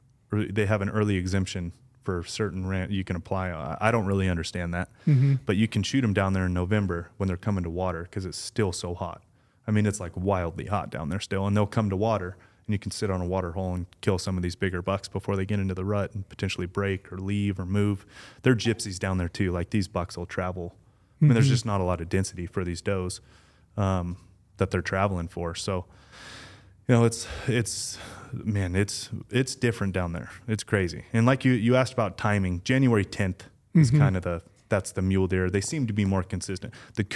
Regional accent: Southwest, United States; we're all being from the Southwest, right?

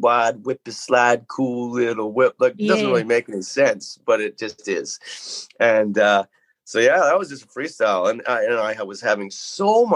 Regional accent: Metchosin, British Columbia, Canada; I grew up out in Machosin here

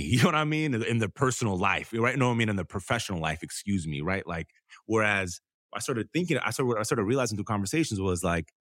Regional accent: Detroit, Michigan, United States; My grandma was from Detroit. I grew up in Detroit, East State Fair Road.

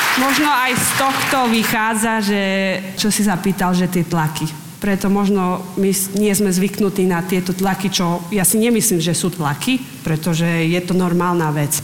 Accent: Slovakia; also born or lived in Liptov; ja som zo Slovenska

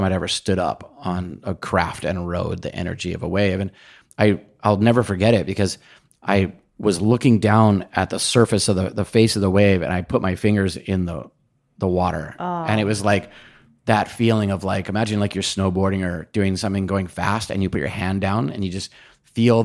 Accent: Kona, Hawaii, United States; where I was born and raised in Kona, the surf is normally pretty small

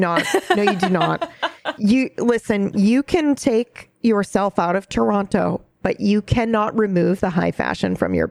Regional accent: Japan; But I think mine stems from a very, you know, growing up in Japan, they did have a very simple, but everything was like high quality.

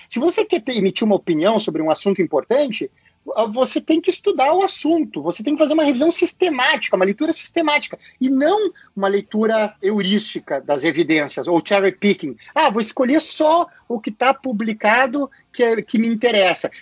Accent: Buenos Aires, Argentina; moved away; eu sou de Buenos Aires, eu sou portenho

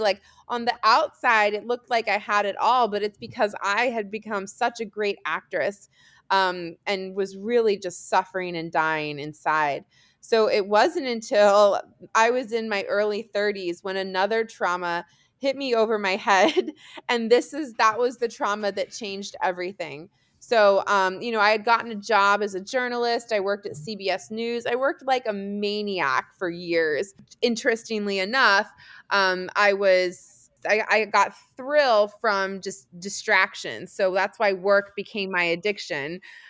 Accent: Germany; born there; also born or lived in California / Washington DC; I was born in Germany. We lived in California, ended up in the DC area because my dad was at the Pentagon.

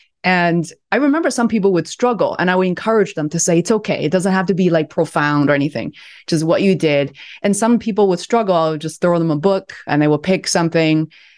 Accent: Beijing, China; I was born and raised in Beijing.

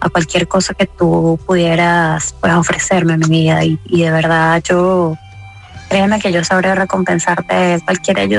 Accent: Venezuela; moved away; yo tengo tres días de haber llegado al país, vengo de Venezuela y de verdad estoy muy necesitada de, buscar un trabajo.

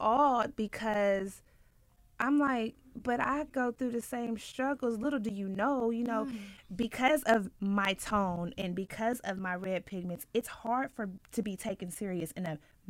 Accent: Ohio, United States; I think when I first moved, I'm from the Midwest, by the way

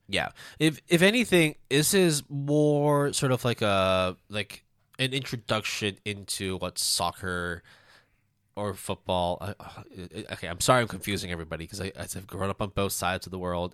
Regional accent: Hong Kong; moved away; also born or lived in Canada; I'm Canadian, uh, I, I grew up in Hong Kong

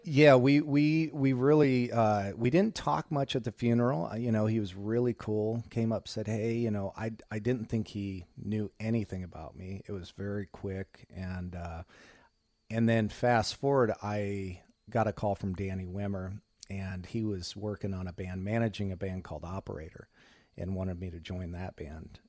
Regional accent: Monticello, Indiana, United States; I'm from Monticello

